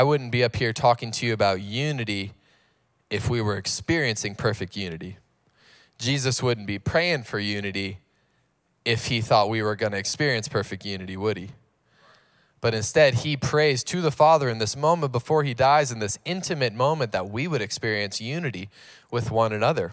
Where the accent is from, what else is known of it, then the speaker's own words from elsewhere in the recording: North Carolina, United States; now in San Diego, United States; I grew up in North Carolina